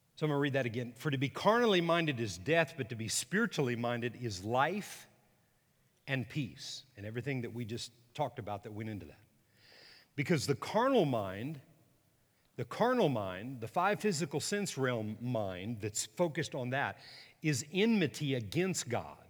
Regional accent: Texas, United States; I'm a Texan

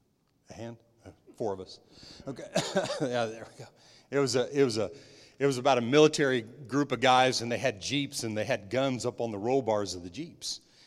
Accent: New Mexico, United States; When I was young, I was raised in New Mexico in the desert, on playing golf and on my dad's golf course

